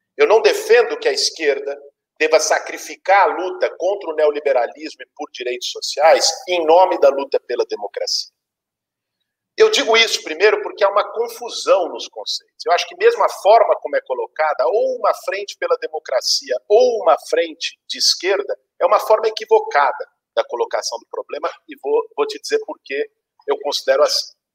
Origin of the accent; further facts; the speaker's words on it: São Paulo, Brazil; Nasci em 1982, aqui em São Paulo, que é onde vivi por esse tempo